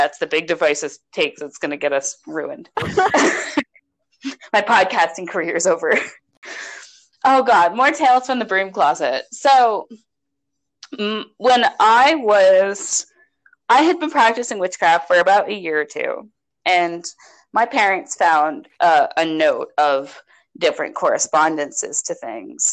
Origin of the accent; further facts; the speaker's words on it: United States; We're American.